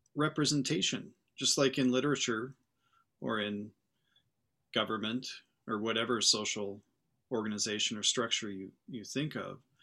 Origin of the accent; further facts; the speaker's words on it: Montana, United States; moved away as an adult; now in Iowa, United States; I'm from Montana, from the Mountain West, kinda West Coast Association